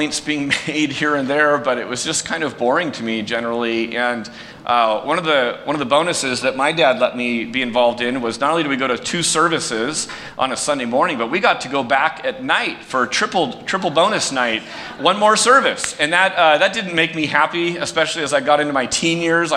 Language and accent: English; San Jose, California, United States; I grew up in San Jose. I went to Prospect High School, not too far from here